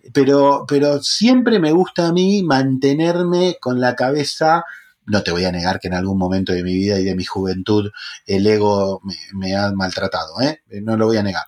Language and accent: Spanish; La Matanza, Buenos Aires Province, Argentina; criado en, un barrio de La Matanza, con urbano bonaerense argentino